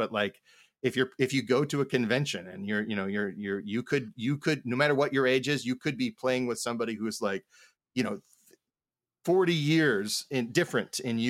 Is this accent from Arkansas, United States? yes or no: no; Indianapolis, Indiana, United States; I grew up on the south side of Indianapolis.